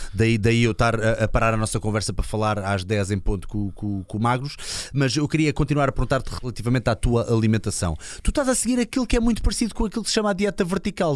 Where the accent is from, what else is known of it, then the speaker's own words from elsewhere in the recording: Linda-a-Velha, Lisbon, Portugal; eu sou de Linda Velha